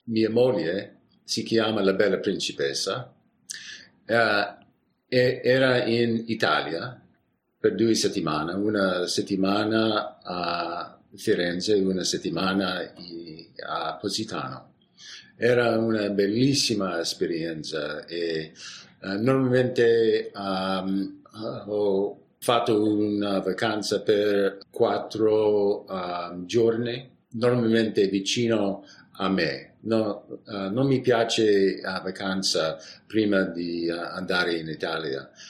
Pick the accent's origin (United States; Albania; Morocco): United States; San Francisco, California; Italian is a second language; sono di San Francisco uh, e abitiamo uh, nel piccola uh, città nord di, di San Francisco, uh, fra San Francisco e la valle